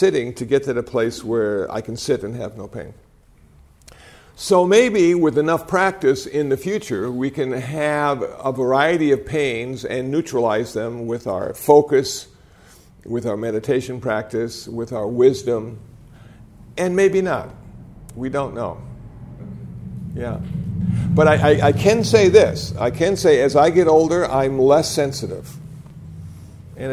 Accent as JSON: {"language": "English", "region": "Iowa", "country": "United States", "tie": "born or raised there", "said": "Now, I was born in Iowa."}